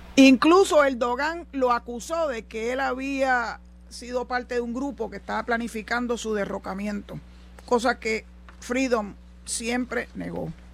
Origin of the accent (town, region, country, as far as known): Puerto Rico